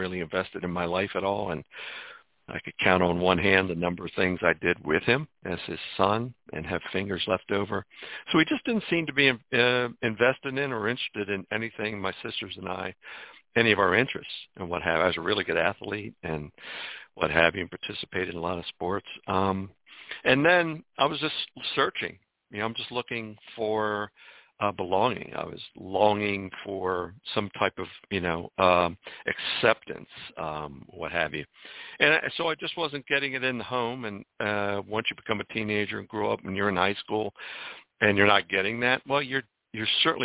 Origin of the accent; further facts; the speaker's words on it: Washington, District of Columbia, United States; also born or lived in Mount Rainier, Maryland; I was born in Washington, D.C., and my dad was a minister just over the border in a little town called Mount Rainier. Grew up in a church home